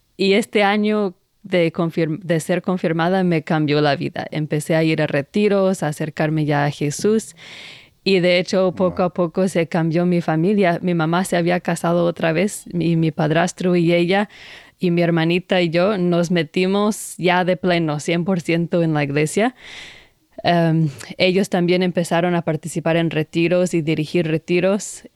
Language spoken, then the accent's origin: Spanish; Maine, United States; Spanish is a second language; yo nací en el noreste de los Estados Unidos, en un, un estado que se llama Maine.